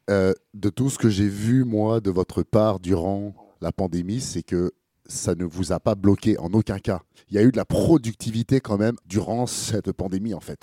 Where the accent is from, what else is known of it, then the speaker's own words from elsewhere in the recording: Grenoble, Auvergne-Rhône-Alpes, France; je viens de pas très loin, je viens de Grenoble.